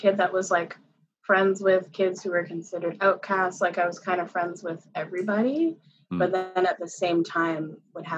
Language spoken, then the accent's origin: English; Yarmouth, Nova Scotia, Canada; now in Halifax, Canada; I was born and I grew up in Yarmouth, Nova Scotia.